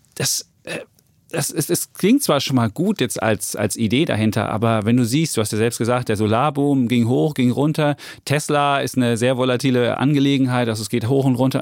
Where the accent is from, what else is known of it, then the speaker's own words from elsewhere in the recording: East Germany, Germany; ich komme aus Ostdeutschland